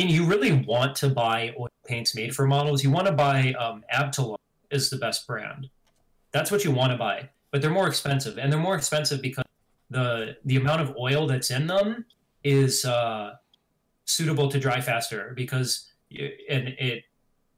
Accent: Stevens Point, Wisconsin, United States; moved away; I grew up in Stevens Point, which is about 20 minutes away from Wapaka

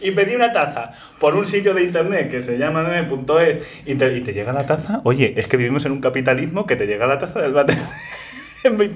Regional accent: Madrid, Community of Madrid, Spain; Como buen madrileño

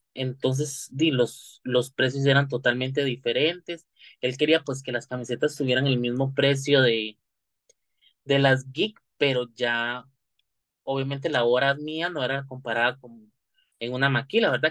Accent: Santa Clara, Alajuela, Costa Rica; soy del lado de Santa Clara

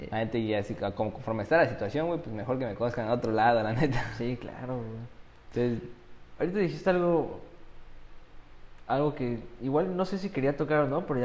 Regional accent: Mexico; tú estás sacando a mi, o sea, mi cuatza, güey, mi pueblo acá, mi México, hacia adelante, güey.

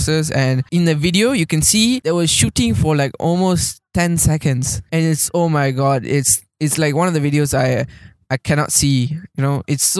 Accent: Malaysia; as a Malaysian

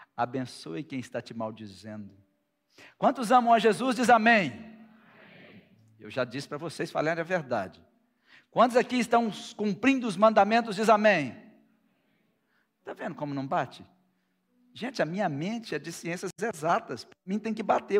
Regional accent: Brazil; Nós somos brasileiros

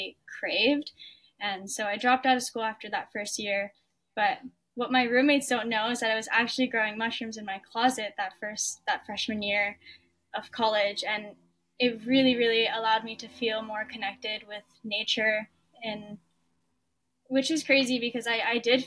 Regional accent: Oahu, Hawaii, United States; I was born and raised on Oahu in Hawaii

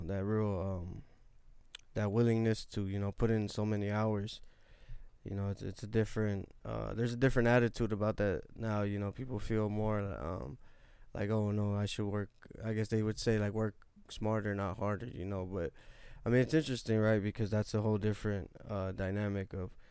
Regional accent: Los Angeles, California, United States; we come from South Central

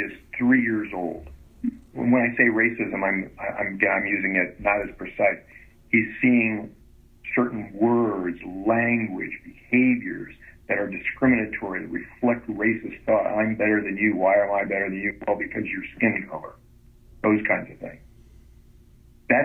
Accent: Florida, United States; now in Indiana, United States; I grew up in Florida

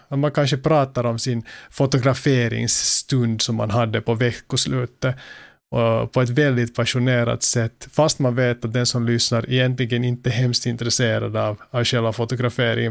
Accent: Finland; Som finländare

